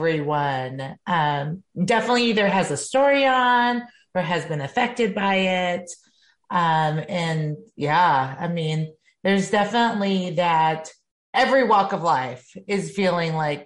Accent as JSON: {"language": "English", "region": "north central Wisconsin", "country": "United States", "said": "From the north and central Wisconsin, so I'm pretty far up there, pretty close to the Canadian border"}